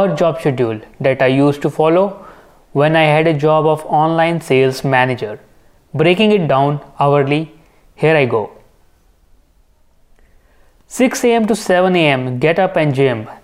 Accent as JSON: {"language": "English", "country": "India", "said": "being an Indian"}